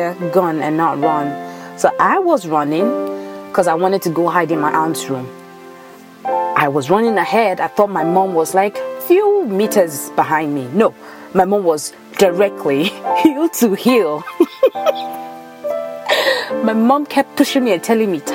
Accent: Nigeria; moved away; also born or lived in Ibadan, Nigeria; I grew up in Nigeria, so a lot of my stories, some might tie back to my time spent in Ibadan or in any other state in Nigeria.

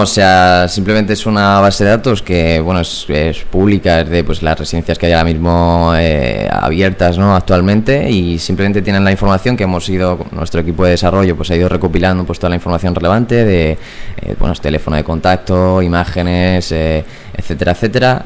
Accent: Puertollano, Castilla-La Mancha, Spain; moved away as an adult; now in Madrid, Spain; Yo soy de Puerto Llano, de un pueblo de Ciudad Real.

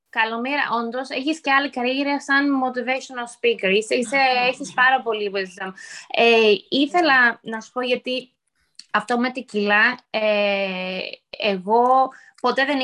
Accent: Greece; είμαι Ελληνίδα, όλοι νομίζουν είμαι από Πορτορίκο, γιατί έχω τις καμπύλες, αυτό.

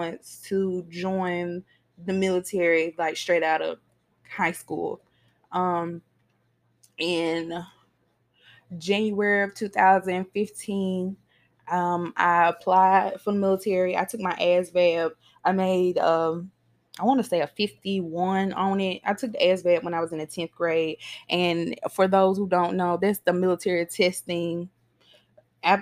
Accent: Mississippi, United States; I live in Mississippi. I was born and raised in Mississippi.

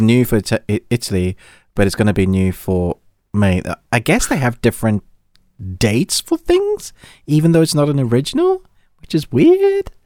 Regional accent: South Africa; I grew up in South Africa

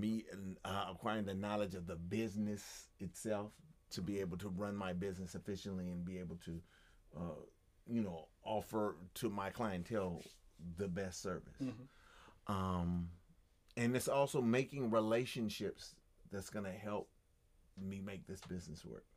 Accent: United States; as an American

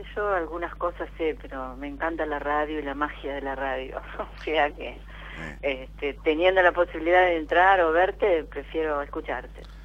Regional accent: Buenos Aires, Argentina; De acá de Buenos Aires, del barrio de Belgrano

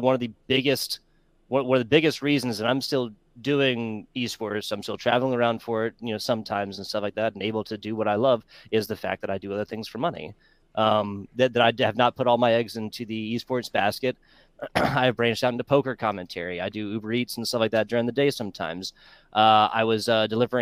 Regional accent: South Carolina, United States; moved away; South Carolina, born and raised

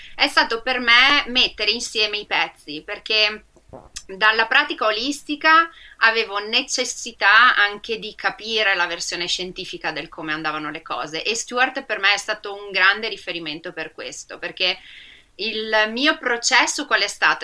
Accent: Rovigo, Veneto, Italy; Io sono veneta, sono di Rovigo

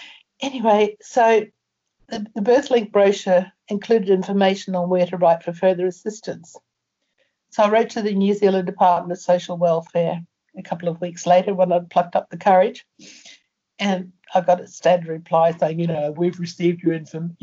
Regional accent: Ireland; born there; also born or lived in Brisbane / England / Germany; Brisbane, and I had been in England, and I lived in Germany, and I travelled, and, you know, God knows, I was born in Ireland, you know, so God knows where I could have been

